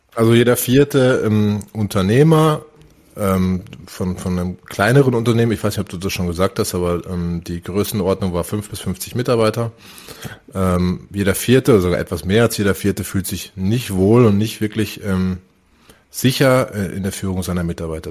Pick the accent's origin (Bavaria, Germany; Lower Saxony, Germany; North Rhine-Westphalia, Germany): North Rhine-Westphalia, Germany; moved away; also born or lived in Northern Germany; Ich komme aus Nordrhein-Westfalen.